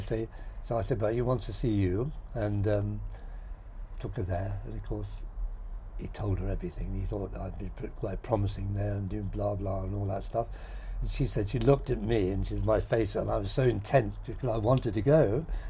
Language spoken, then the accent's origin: English; Rackheath, East of England, United Kingdom; also born or lived in Gorleston; I was actually brought up in Rackies till I was nine